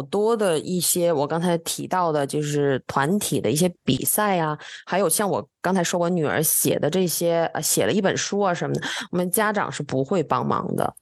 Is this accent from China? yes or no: yes; China; now in Texas, United States; 你看看亚洲，咱们中国的英文呢